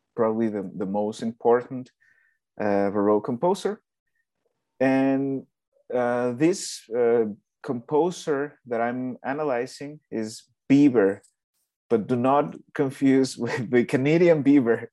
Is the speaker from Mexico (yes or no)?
yes; Mexico; moved away; I'm from Mexico